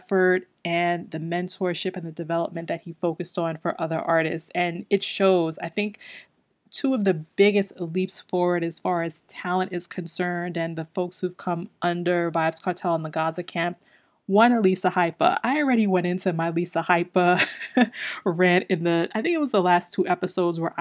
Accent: Guyana; I am Guyanese

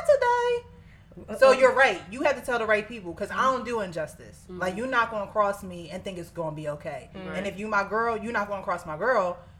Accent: Jersey City, New Jersey, United States; In Jersey City. You know that's where I'm from

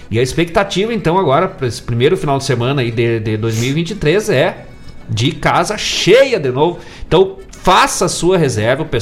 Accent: Bom Jesus, Rio Grande do Sul, Brazil; also born or lived in São José dos Ausentes; now in Guaíba, Brazil; São José dos Ausentes, Bom Jesus, minha terra querida, as duas terras, né? Porque eu nasci nas duas junto, né? Na época São José era capela dos ausentes, aí pertencia Bom Jesus

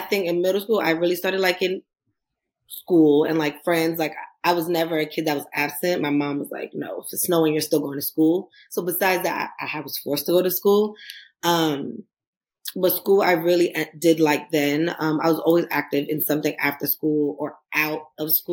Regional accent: New York City, New York, United States; I am from Queens, New York

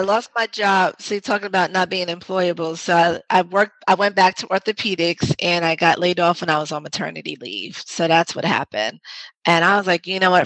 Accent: New York City, New York, United States; accent: New York; I'm originally from the Bronx. I'm a New York girl, born and raised, and so you might hear some of my New York accent come out

